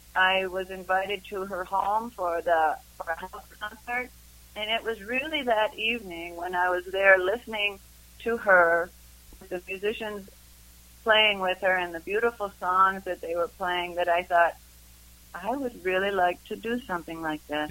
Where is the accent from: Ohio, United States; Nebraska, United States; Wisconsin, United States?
Wisconsin, United States; Madison; now in Boulder, United States; I grew up in Madison, Wisconsin